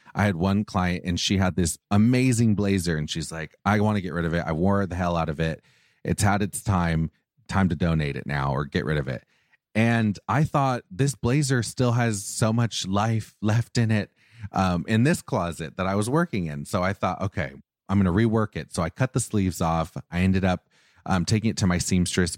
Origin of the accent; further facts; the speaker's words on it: Orange County, California, United States; I grew up, I grew up in Orange County